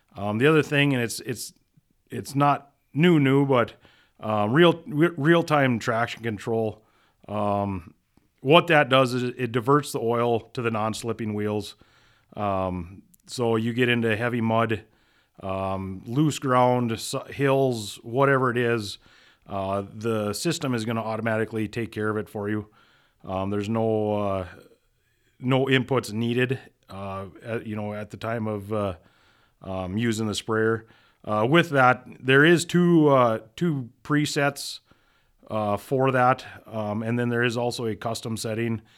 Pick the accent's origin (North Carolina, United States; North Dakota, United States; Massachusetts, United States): North Dakota, United States; Minot; originally, I grew up in Minot, North Dakota, uh, raised on a small grain farm